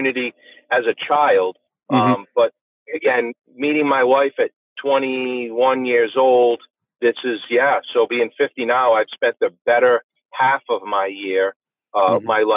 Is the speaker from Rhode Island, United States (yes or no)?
yes; Coventry, Rhode Island, United States; I'm from Coventry, Rhode Island, presently, District 25